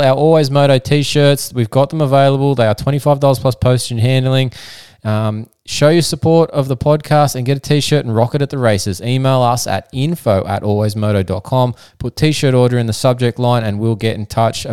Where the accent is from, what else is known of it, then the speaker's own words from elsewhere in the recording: Australia; the physiotherapist from Down Under. That's right, we are from Australia